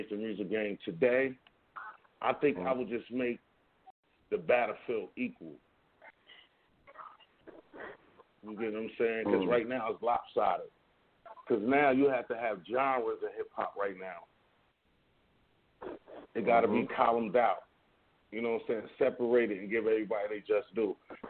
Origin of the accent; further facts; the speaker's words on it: Newark, New Jersey, United States; I'm calling from Brick City, man. Catacombs, the North. You know what I'm saying? New Jersey